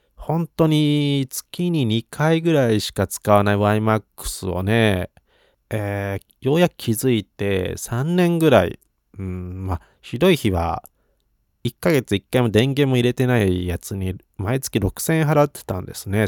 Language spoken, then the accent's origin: Japanese; Yokohama, Kanagawa, Japan; 横浜生まれ育ち